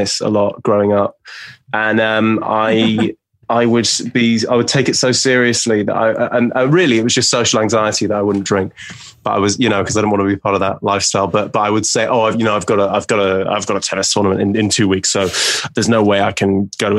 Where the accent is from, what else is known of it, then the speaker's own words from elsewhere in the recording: Reading, South East England, United Kingdom; also born or lived in Oxford; I'm from Reading